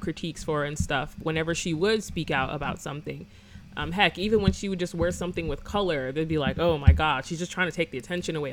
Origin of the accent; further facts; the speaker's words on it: Florida, United States; I'm from Florida